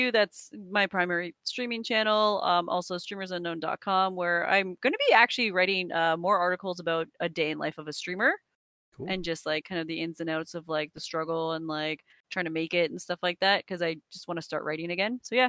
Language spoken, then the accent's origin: English; Canada; I'm Canadian.